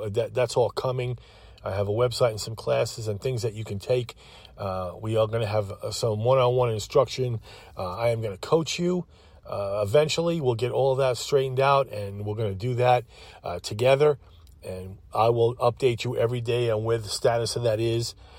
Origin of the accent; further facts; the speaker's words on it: Holbrook, New York, United States; moved away as an adult; also born or lived in Greensboro, North Carolina; now in Winston-Salem, United States; I came from Long Island. Holbrook, Holbrook, Long Island